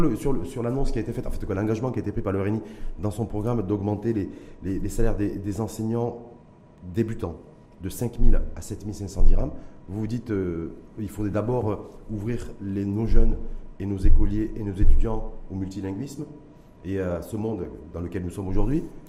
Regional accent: Morocco; chez nous, au Maroc

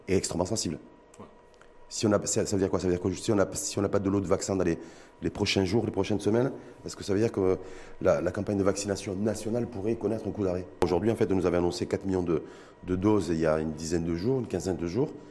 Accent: Morocco; chez nous au Maroc

